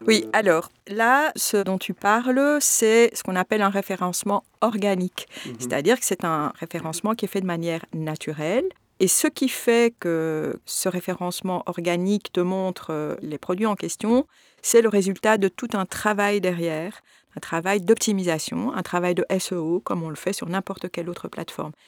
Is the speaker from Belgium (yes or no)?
yes; Belgium; je suis belge d'origine marocaine souvent on me dit j'ai toujours vécu en Belgique je suis née ici